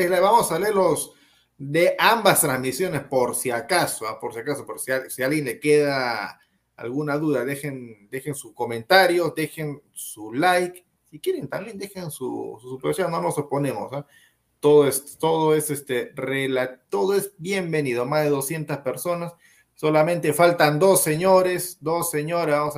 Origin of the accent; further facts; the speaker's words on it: Argentina; Hernández, vamos, Perú, carajo, soy argentina.